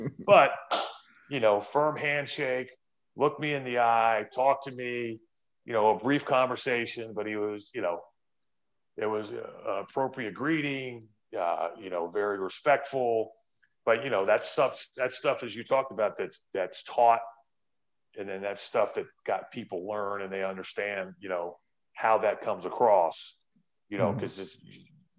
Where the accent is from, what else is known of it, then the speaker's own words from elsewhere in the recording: Florida, United States; I grew up in Florida